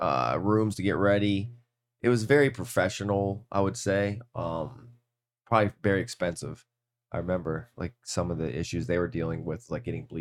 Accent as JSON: {"language": "English", "town": "Cleveland", "region": "Ohio", "country": "United States", "said": "And I'm like, I'm from Cleveland. I'm Cleveland."}